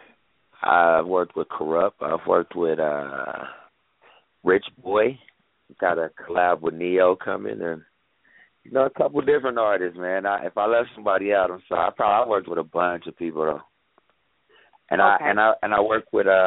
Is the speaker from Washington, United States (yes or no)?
no; Ohio, United States; moved away as an adult; also born or lived in Akron, Ohio; now in Las Vegas, United States; I'm from Ohio, born and raised in Ohio. I've been living in Vegas for the past 10 years